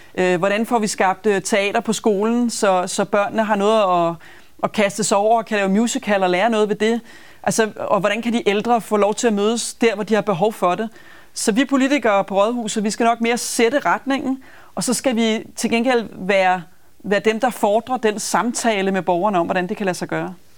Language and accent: Danish; Copenhagen, Capital Region of Denmark, Denmark; jeg er københavner og brænder for København